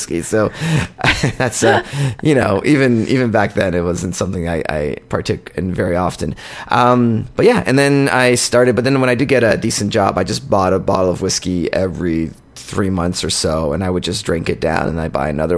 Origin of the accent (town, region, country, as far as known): Ontario, Canada; born or raised there; also born or lived in Poland